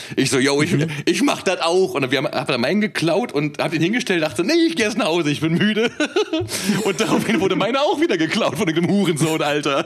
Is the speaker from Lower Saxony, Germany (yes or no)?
no; Cologne, North Rhine-Westphalia, Germany; moved away; ich komme ja ursprünglich aus Köln